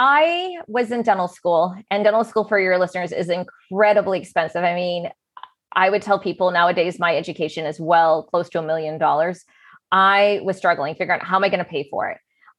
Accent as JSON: {"language": "English", "region": "California", "country": "United States", "tie": "born or raised there", "also_born_or_lived": "Philippines / Hawaii", "said": "I was born in the Philippines on a naval base. A few years later, we were back in California. My brother was born in Huntington Beach. And we've lived, so many places."}